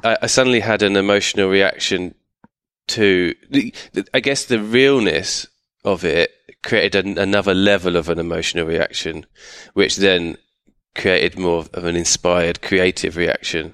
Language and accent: English; United Kingdom; my family are from East London, but I grew up just outside London